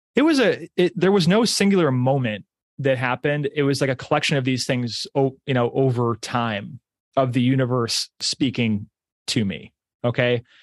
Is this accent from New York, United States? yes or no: yes; Pittsburgh, New York, United States; I grew up in Pittsburgh, New York.